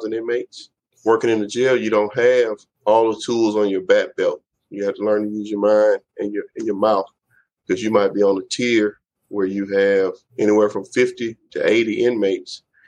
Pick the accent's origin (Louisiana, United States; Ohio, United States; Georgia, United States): Louisiana, United States; New Orleans; moved away as an adult; now in Natchez, United States; I'm a native of New Orleans, born and raised in New Orleans, uptown